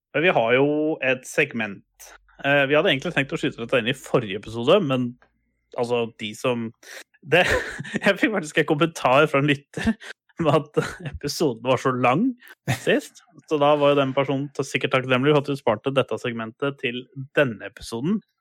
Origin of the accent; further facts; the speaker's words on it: Buskerud, Norway; jeg er fra det som het Buskerud en gang i tida